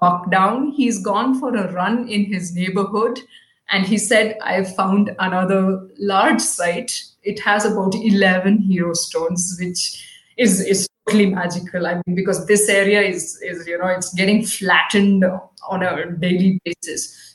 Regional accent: Karnataka, India; English is a second language; I'm from Karnataka

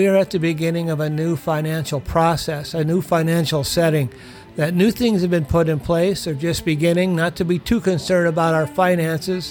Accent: United States; We as American people

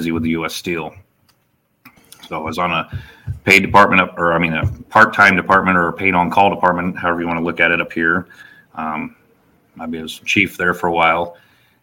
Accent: Illinois, United States; moved away as an adult; also born or lived in Hendry County, Florida; now in Minnesota, United States; So I grew up in Illinois, got early into hunting with my father and everything like

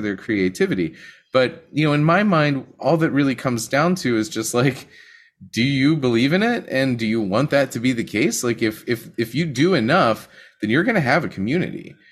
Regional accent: Western Pennsylvania, United States; I'm from Western Pennsylvania

